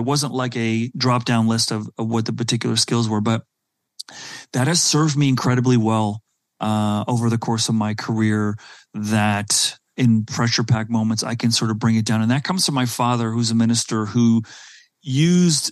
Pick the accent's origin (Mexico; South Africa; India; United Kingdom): South Africa; moved away; also born or lived in Silicon Valley; growing up in South Africa at a very early age